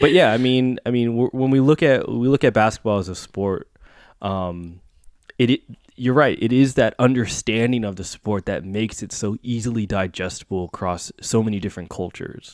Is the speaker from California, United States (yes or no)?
yes; Bay Area, California, United States; born and raised in the Bay Area